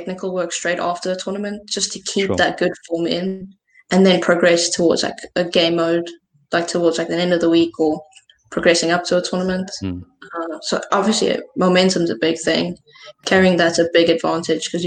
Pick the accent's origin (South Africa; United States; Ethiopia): South Africa; Johannesburg, Gauteng; I'm from Bryanston in Joburg